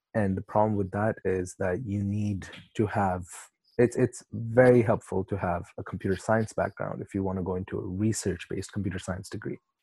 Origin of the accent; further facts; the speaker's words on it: Pakistan; moved away; also born or lived in Canada; I'm from Pakistan